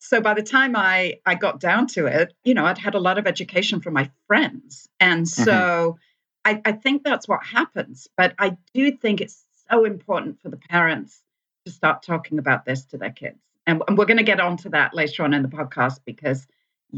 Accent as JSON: {"language": "English", "country": "United Kingdom", "said": "I'm British"}